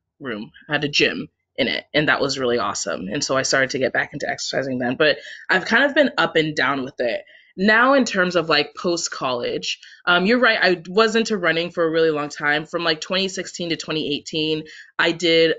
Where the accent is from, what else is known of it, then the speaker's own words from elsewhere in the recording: Washington, United States; moved away as an adult; also born or lived in Syracuse, New York; I'm from Washington State originally.